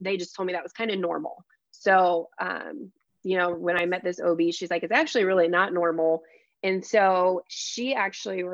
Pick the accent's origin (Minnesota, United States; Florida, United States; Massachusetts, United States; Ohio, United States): Ohio, United States; Celina; moved away as an adult; now in Oxford, United States; So I am originally from Salina, Ohio. So it's a very small town